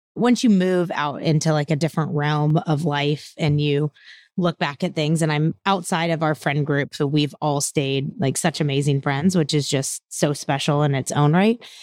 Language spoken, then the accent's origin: English; Houston, Texas, United States; I was raised outside of Houston, but most of my extended family is all still in Louisiana.